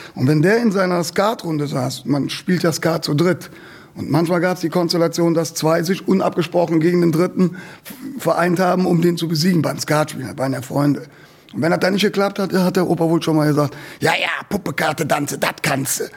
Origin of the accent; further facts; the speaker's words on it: Cologne, North Rhine-Westphalia, Germany; bei uns in Köln-Nippes